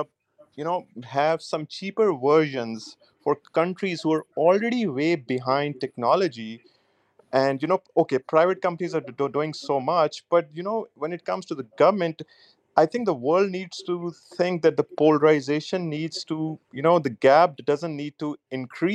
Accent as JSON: {"language": "English", "town": "Nankana Sahib", "region": "Punjab", "country": "Pakistan", "said": "I'm from Nandankana. It's a large town in Pakistan where Guru Nanak was born"}